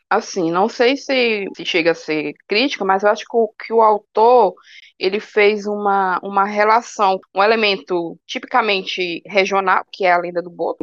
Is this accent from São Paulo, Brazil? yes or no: no; Ceará, Brazil; accent: cearense; eu gosto tanto de falar cearense, é tão bom, tem umas gírias aqui no Ceará que eu gosto tanto